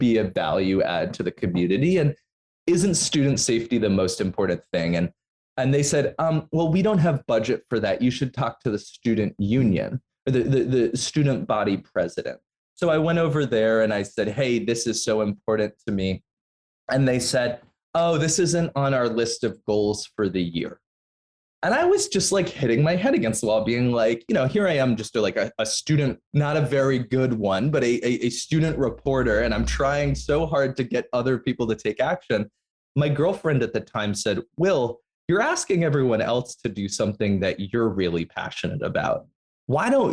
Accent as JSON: {"language": "English", "town": "New York City", "region": "New York", "country": "United States", "tie": "born or raised there", "said": "I grew up in New York City"}